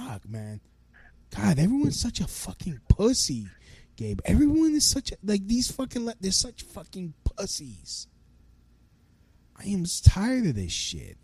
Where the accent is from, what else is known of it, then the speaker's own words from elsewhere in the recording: United States; I'm an American